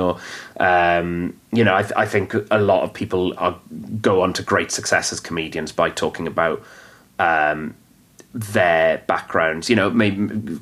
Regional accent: Wales, United Kingdom; first language Welsh; English is a second language; I'm someone who is so of Wales

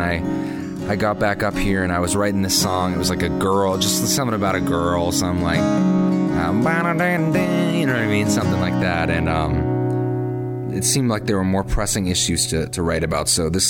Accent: Portsmouth, New Hampshire, United States; moved away as an adult; also born or lived in Boston, Massachusetts; now in Nashville, United States; I'm from Portsmouth, New Hampshire. I graduated from Berkeley last spring. And I moved to Nashville in the fall. And I'm back in the New England area, back home for a little bit of the summer.

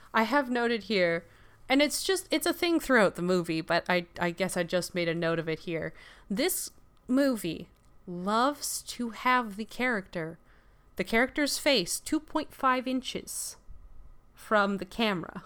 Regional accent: Canada; Our Canadian sensibilities

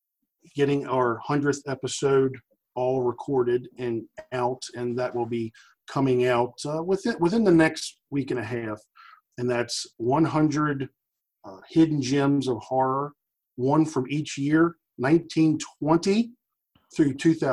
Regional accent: Maryland, United States; It's strange because we're from all over, man. I'm from Maryland.

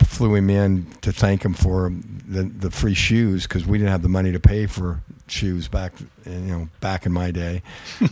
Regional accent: Pacific Northwest, United States; now in Long Beach, United States; I come from the Pacific Northwest where I love a good rainy day

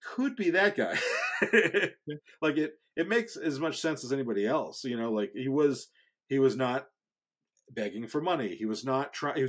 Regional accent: Marlborough, Massachusetts, United States; also born or lived in Framingham, Massachusetts; I grew up in Marlboro, but I went to high school in Framingham

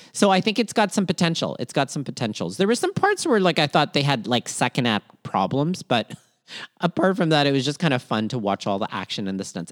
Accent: Toronto, Ontario, Canada; also born or lived in Manila, Philippines; born in Manila, Philippines, raised in Toronto, Canada, and schooled all over southwestern Ontario

